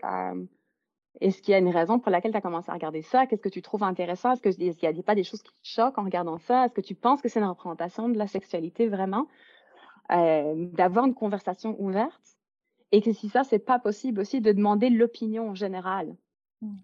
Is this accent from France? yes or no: no; Belgium; now in Vancouver, Canada; je suis originaire de Belgique, mais j'habite à Vancouver, en Colombie-Britannique, au Canada.